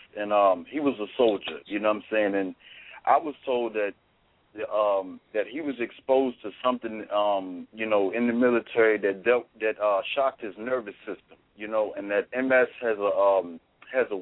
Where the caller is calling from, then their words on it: Virginia, United States; I'm calling from Virginia